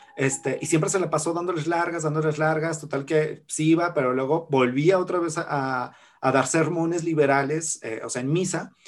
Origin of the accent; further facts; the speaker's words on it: Zacatecas, Mexico; soy historiador y soy zacatecano